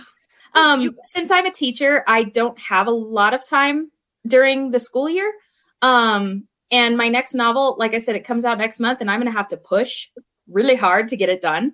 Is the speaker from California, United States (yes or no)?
yes; Southern California, United States; where I grew up, I grew up in California, Southern Cali.